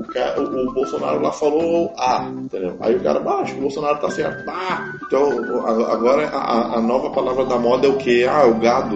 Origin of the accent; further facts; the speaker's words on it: Alvorada, Rio Grande do Sul, Brazil; also born or lived in Porto Alegre; Moro, eu morei minha vida toda em Alvorada